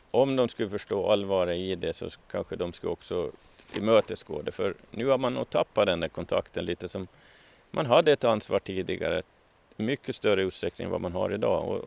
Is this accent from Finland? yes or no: yes; Åland, Finland; Ja, ja, som alla ålänningar så har jag jobbat en gång i tiden på, på somrarna på Ekerölinjen.